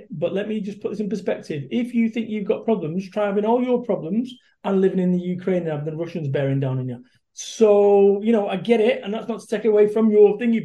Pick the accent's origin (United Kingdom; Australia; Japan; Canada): United Kingdom; Salford, North West England; I am a bum from Salford, Manchester, which is a rough old town